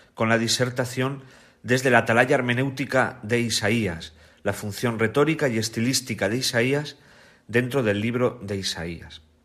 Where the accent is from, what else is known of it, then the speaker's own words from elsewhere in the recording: Bolaños de Calatrava, Castilla-La Mancha, Spain; moved away as an adult; also born or lived in Rome; Nací en, en, Bolaños de Calatrava, que es un pueblo de Ciudad Real